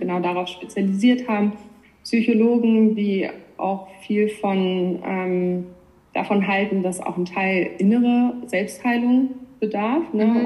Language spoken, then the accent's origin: German; Northern Germany, Germany; moved away as an adult; also born or lived in Hamburg; now in Switzerland; Ich komme eigentlich aus Norddeutschland